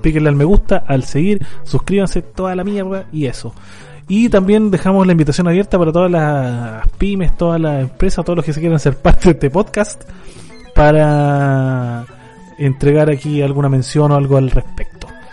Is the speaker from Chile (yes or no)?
yes; Chile; como sudaca, como latino y sobre todo como chileno